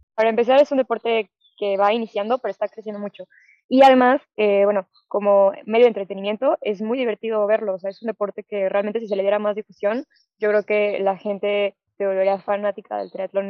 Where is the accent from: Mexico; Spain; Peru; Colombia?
Mexico; León, Guanajuato; soy de León, aquí no tenemos playa